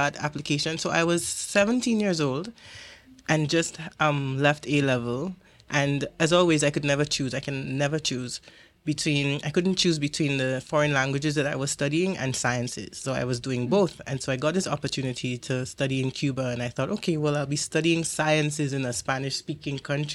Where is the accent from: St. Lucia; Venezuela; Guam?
St. Lucia; also born or lived in Jamaica; I'm from St Lucia